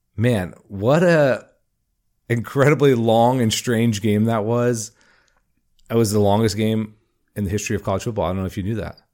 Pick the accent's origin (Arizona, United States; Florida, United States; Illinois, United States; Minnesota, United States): Florida, United States; Jacksonville; I'm from Jacksonville